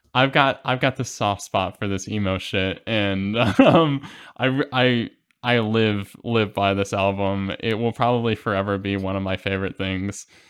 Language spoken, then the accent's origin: English; Midwest, United States; I'm a Midwesterner